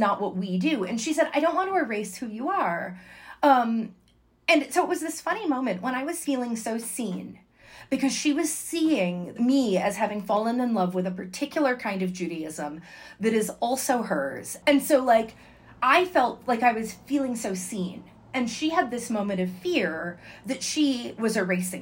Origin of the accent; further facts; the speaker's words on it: Connecticut, United States; first language English; I'm from Connecticut